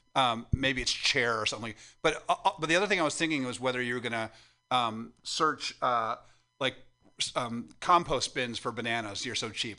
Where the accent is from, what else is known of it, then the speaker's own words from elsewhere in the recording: Midwest, United States; moved away; I'm from the Midwest